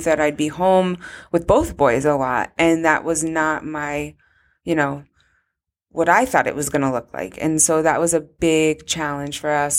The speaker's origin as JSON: {"language": "English", "town": "Weston", "region": "Connecticut", "country": "United States", "said": "I was from Weston"}